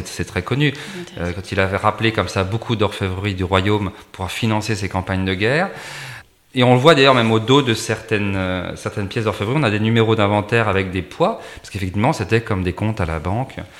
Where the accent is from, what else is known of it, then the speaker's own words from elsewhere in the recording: Champagne, Grand Est, France; je suis originaire d'un petit village de Champagne